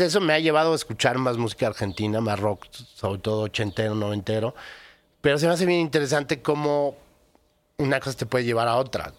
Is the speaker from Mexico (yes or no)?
yes; Mexico; nosotros como mexicanos que vivimos la realidad